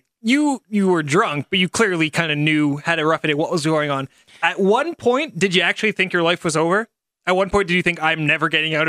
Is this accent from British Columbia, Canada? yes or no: no; St. Albert, Alberta, Canada; I'm a minority from St. Albert